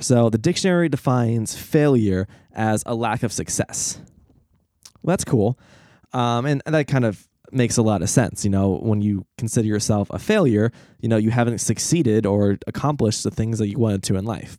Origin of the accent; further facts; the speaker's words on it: United States; as an American